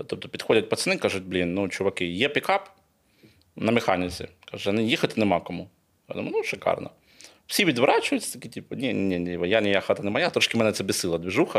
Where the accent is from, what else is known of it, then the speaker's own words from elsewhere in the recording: Kyiv, Ukraine; Я з Києва, ну я киянин